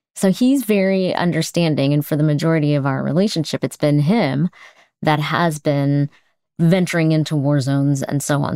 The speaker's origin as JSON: {"language": "English", "country": "United States", "said": "as an American"}